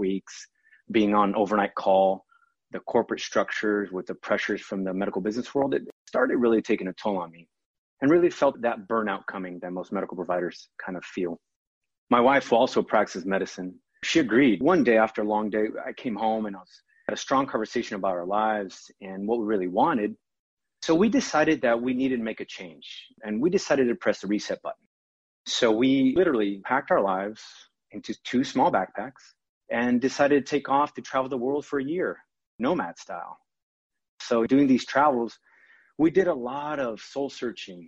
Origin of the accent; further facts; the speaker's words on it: São Paulo, Brazil; also born or lived in Virginia Beach, Virginia; now in United States; I was born in Sao Paulo, Brazil